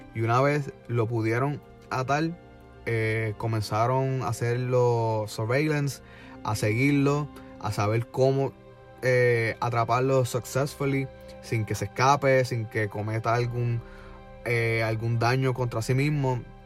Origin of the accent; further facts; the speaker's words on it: Puerto Rico; now in Orlando, United States; nosotros como puertorriqueños